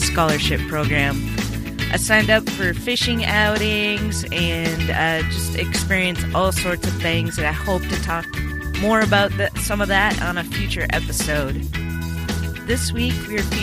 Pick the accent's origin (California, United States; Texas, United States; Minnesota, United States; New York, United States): Minnesota, United States; growing up in Minnesota